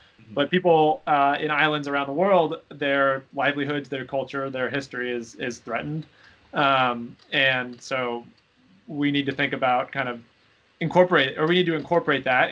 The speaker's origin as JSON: {"language": "English", "town": "Seattle", "region": "Washington", "country": "United States", "said": "I'm from Seattle. Hurricanes were not a challenge that we thought about frequently in Seattle"}